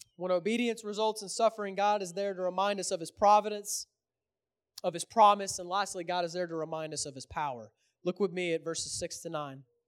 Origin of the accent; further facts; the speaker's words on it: Houston, Texas, United States; I'm from Houston, so I'm a Rockets fan.